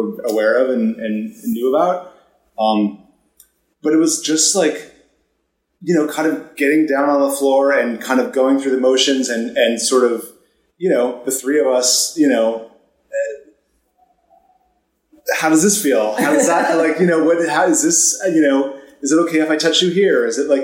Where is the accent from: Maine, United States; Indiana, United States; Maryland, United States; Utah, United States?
Maine, United States; moved away; I grew up in Maine in a very small town and, you know, left the second that I could